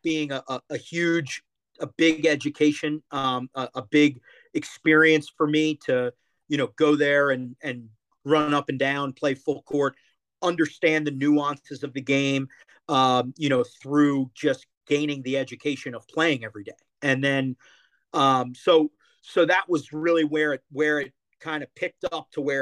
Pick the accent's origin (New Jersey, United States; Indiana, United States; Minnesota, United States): New Jersey, United States; Toms River; moved away; There's a park 5 blocks down from where I grew up in Toms River, New Jersey